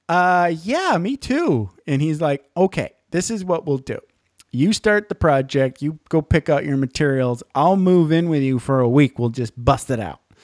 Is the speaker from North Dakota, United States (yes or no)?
no; Michigan's Upper Peninsula, United States; I grew up in Michigan's Upper Peninsula